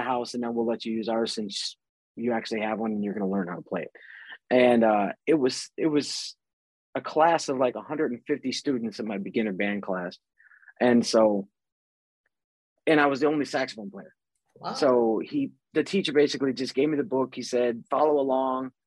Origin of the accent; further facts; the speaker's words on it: Chicago, Illinois, United States; moved away as an adult; now in California, United States; I grew up in Chicago, born and raised out there in 78